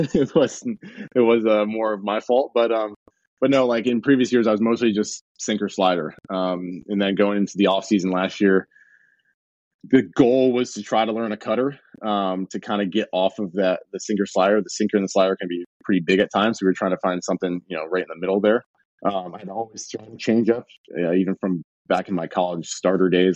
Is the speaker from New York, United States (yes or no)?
yes; Binghamton, New York, United States; we had a double A team in my hometown. The Binghamton Mets used, used to be the Binghamton Mets